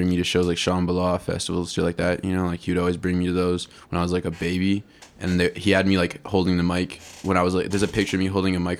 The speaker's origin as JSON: {"language": "English", "town": "Vancouver", "region": "British Columbia", "country": "Canada", "tie": "born or raised there", "said": "I was born and raised in East Vancouver all my life. I was one of the few people actually born in East Vancouver. I was born at home because there's no hospital in East Vancouver."}